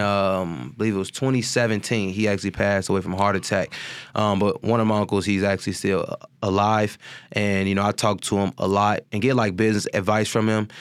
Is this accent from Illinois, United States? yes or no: yes; Chicago, Illinois, United States; also born or lived in California; I was raised in High Park from, you know, I would say, like, nine to, you know, at least when I was nineteen when I had finally moved out